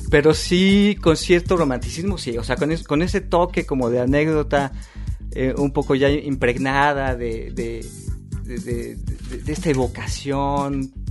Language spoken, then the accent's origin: Spanish; Naucalpan, State of Mexico, Mexico; moved away as an adult; now in Berlin, Germany; Mexiquense. O sea, nací en el Estado de México. nací en satélite